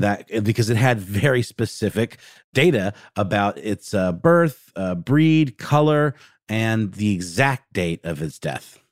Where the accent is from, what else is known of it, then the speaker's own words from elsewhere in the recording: Augusta, Georgia, United States; There's a restaurant in my hometown of Augusta, Georgia called Knuckle Sandwiches.